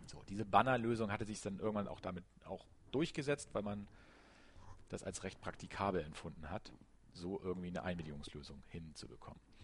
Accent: Germany; wir als Deutsche oder auch als Europäer

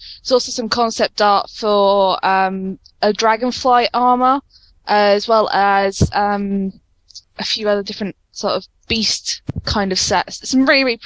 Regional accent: United Kingdom; especially being British

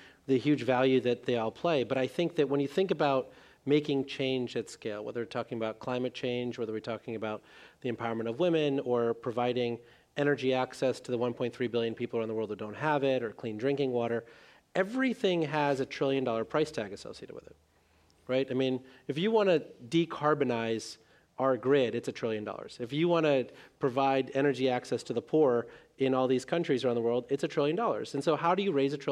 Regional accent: India; moved away; the village that I was born in India

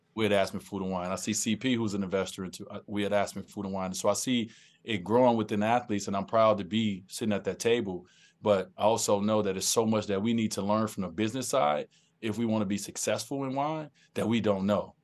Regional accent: Chicago, Illinois, United States; where I grew up in Chicago

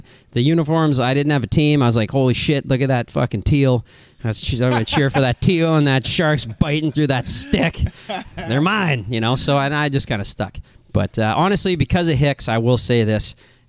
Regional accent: Saskatoon, Saskatchewan, Canada; we're not from here, you know, we're Western Canadian kids. And trust me, growing up out there, this is a different world, right? Like, and it's a long fucking way away from Saskatoon.

